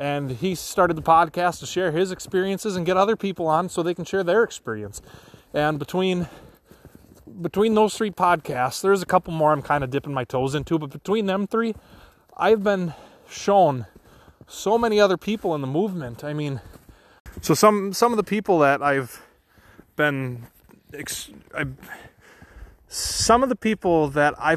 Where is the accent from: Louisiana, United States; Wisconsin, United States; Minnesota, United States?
Wisconsin, United States; Wisconsin's my home state